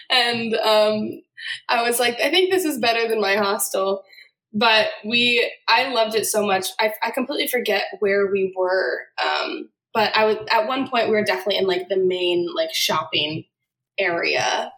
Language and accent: English; Boston, Massachusetts, United States; moved away as an adult; now in Nashville, United States; Right outside of Boston is where I was raised and where I grew up. And then I moved to Nashville in 2014.